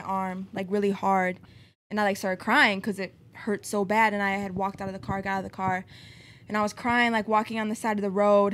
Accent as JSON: {"language": "English", "town": "Lake in the Hills", "region": "Illinois", "country": "United States", "tie": "born or raised there", "also_born_or_lived": "Chicago, Illinois", "said": "I'm from Lake in the Hills"}